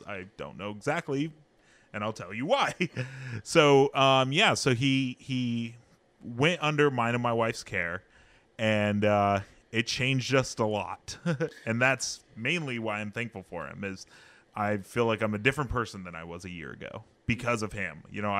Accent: Hanford, California, United States; also born or lived in Kansas; I was born in Kansas. Mm-hmm. She was born in Hanford, but I've lived in Hanford my whole life.

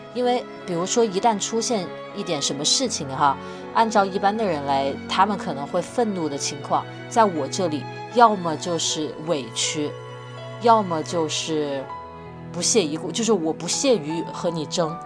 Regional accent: Wuhan, Hubei, China; 因为我在武汉长大

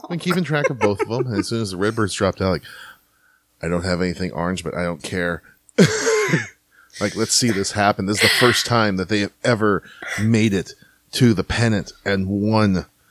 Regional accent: St. Louis, Missouri, United States; now in Houston, United States; I'm from St. Louis

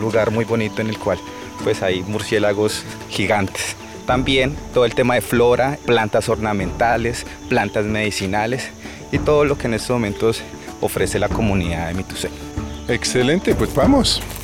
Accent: Mitú, Vaupés, Colombia; soy de Mitú Baupés

